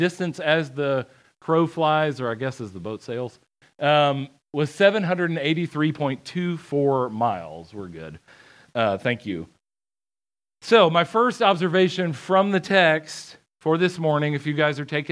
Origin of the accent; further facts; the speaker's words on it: outside of Atlanta, Georgia, United States; I grew up outside of Atlanta